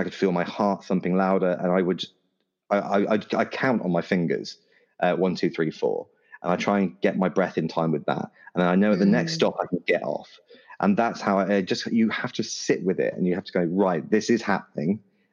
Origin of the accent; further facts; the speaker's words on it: United Kingdom; I'm terribly British